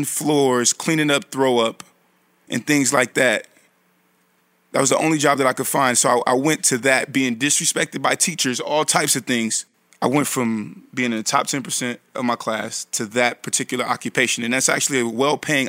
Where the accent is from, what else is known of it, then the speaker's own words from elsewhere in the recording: Bay Area, California, United States; also born or lived in Atlanta, Georgia; now in New York, United States; I'm from the Bay Area, California